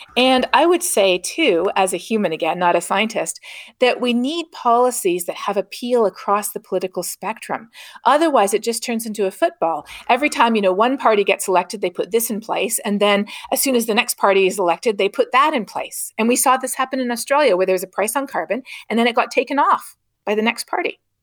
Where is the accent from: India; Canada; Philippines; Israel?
Canada; moved away; growing up in Canada